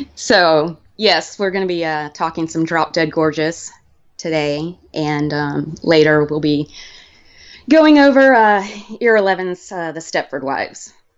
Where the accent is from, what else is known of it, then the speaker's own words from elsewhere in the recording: Mobile, Alabama, United States; I grew up in Alabama and specifically Mobile, where I grew up